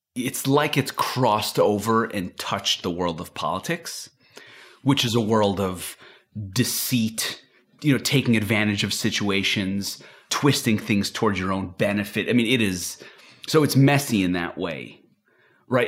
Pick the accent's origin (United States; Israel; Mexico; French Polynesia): Israel; moved away; I'm from Israel. And I, I still have some of that culture with me.